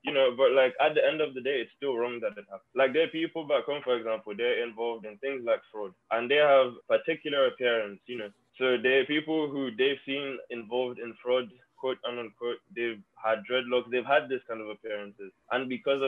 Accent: Lagos, Nigeria; now in Florida, United States; So I'm from Lagos, Nigeria. I was born there and I was raised there.

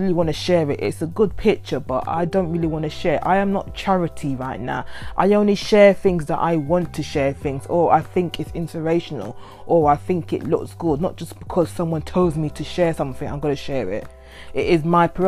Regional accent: United Kingdom; I am not born in that country, because I am born in the UK, but my parents are from that country.

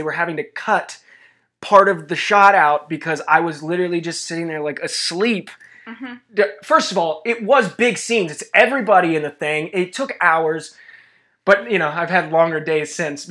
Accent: Covina, California, United States; also born or lived in Hollywood; I'm from Covina

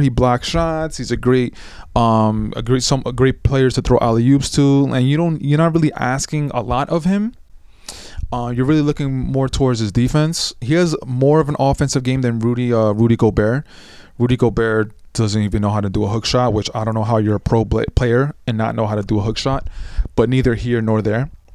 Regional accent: New York City, New York, United States; I'm from New York

